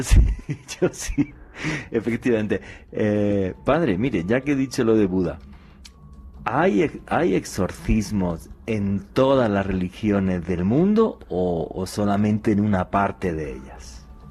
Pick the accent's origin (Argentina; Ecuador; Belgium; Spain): Spain; allí en mi país, en España